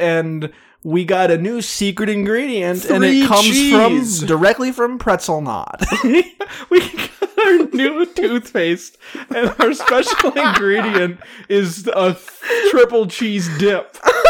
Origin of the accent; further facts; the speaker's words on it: Wisconsin, United States; Yep, I'm from Wisconsin, and it's a Wisconsin triple cheese tri-dippable triple blend.